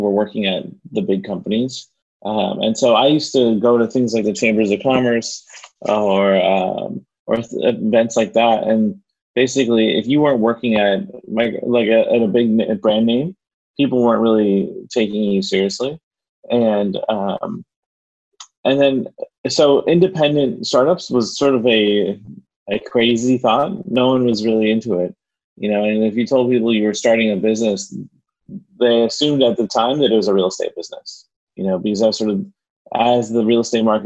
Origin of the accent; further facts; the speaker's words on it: Miami, Florida, United States; I'm a Miami native, which is rare here in Miami